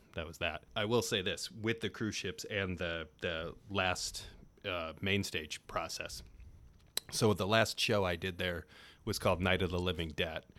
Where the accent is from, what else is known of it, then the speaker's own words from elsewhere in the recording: South Bend, Indiana, United States; moved away; also born or lived in Cleveland, Ohio / Detroit, Michigan; I grew up in South Bend